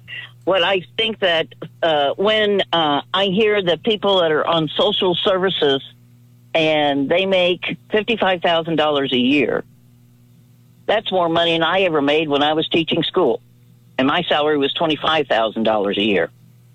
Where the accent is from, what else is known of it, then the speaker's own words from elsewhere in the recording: Missouri, United States; I'm from Missouri, I don't get it.